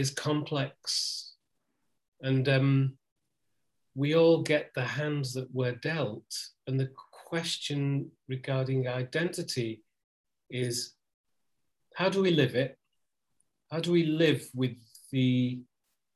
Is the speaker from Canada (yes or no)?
no; the north of England, United Kingdom; I'm from the north of England